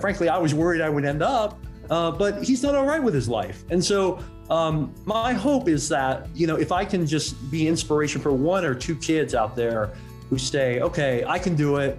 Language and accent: English; Hong Kong; we were living, we grew up in Hong Kong